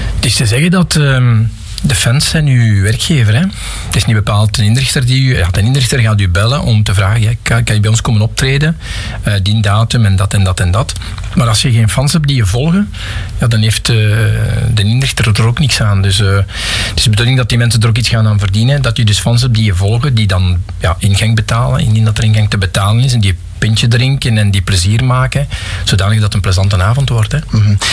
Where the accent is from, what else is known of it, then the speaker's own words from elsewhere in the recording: Pajottenland, Flanders, Belgium; also born or lived in Geraardsbergen / Galmaarden / Forest, Brussels; now in Lot, Belgium; Dus ik ben iemand die uit Pajotland komt. Ik ben geboren in Gerardsbergen in 65. En ik heb toen nog eh, tot mijn 4, 5 jaar in Galmaarden gewoond